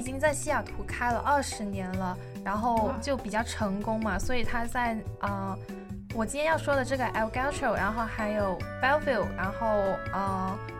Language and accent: Chinese; China; 我们中国人